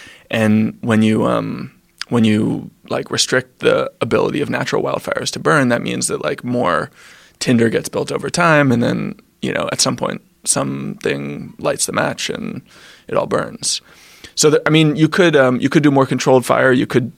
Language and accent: English; New York City, New York, United States; I'm a New Yorker. I've lived my whole life in New York